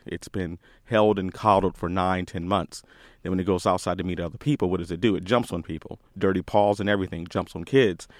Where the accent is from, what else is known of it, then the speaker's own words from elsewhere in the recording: DC area, Northern Virginia, United States; moved away; also born or lived in Austin, Texas; originally from Northern Virginia, D C area. I left there two thousand four, moved to Austin, Texas.